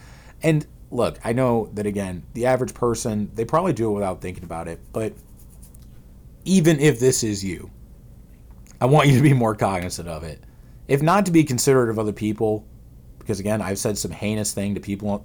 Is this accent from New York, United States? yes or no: no; St. Louis, Missouri, United States; I'm from St. Louis